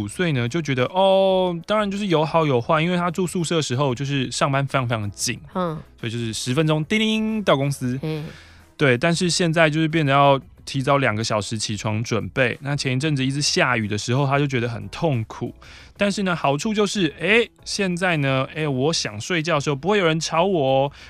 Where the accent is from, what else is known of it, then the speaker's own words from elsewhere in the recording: Taiwan; 现在的话，其实可以以很台为自豪啊。嗯，对啊，我是台湾人，我很台